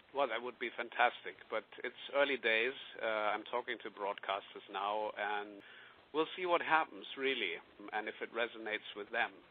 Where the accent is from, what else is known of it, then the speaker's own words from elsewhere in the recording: Bavaria, Germany; I grew up in Bavaria